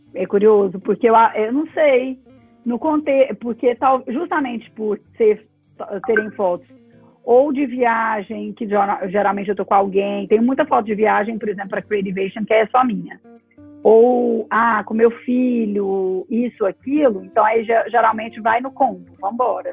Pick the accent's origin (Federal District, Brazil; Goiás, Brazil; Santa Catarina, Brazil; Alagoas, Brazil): Goiás, Brazil; Goiânia; moved away as an adult; also born or lived in São Paulo / Rio de Janeiro; now in Goiânia, Brazil; eu nasci em Goiânia, minha família é de Goiânia, e até os meus 21 anos eu fiquei em Goiânia.